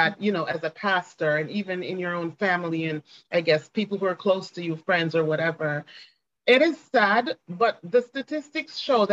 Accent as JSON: {"language": "English", "town": "Ocho Rios", "region": "Saint Ann", "country": "Jamaica", "tie": "born or raised there", "said": "I am a native of the beautiful island of Jamaica. I was born and raised in Jamaica, raised in Ocho Rios, Jamaica, in fact."}